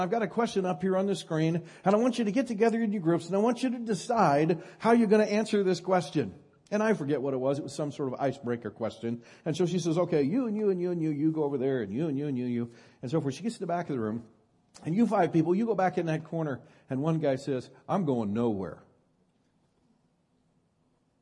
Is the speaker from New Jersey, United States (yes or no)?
no; Northern California, United States; I'm from Northern California